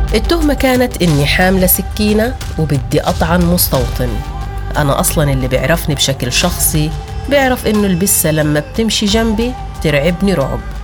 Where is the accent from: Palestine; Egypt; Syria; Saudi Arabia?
Palestine; Sur Baher, Jerusalem; بيتنا وحاصروا قريتنا قرية صور باهر كلها واعتقلوا كل أهلي